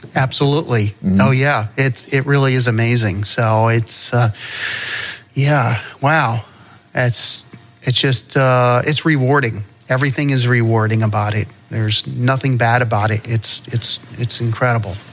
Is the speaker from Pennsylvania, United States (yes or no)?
no; Connecticut, United States; I'm I'm from Connecticut